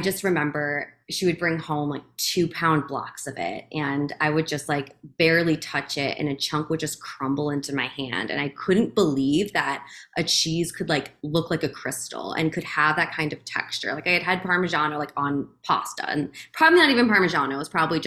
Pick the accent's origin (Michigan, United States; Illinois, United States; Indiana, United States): Illinois, United States; Chicago suburbs; the village where I grew up in the Chicago suburbs